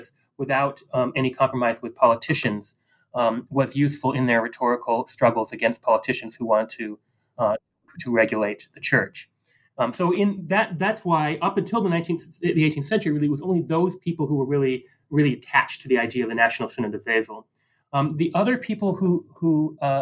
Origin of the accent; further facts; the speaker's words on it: United States; I grew up in America